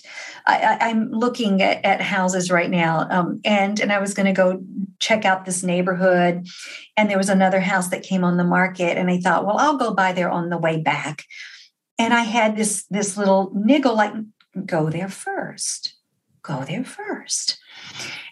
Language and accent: English; Texas, United States; I'm from Texas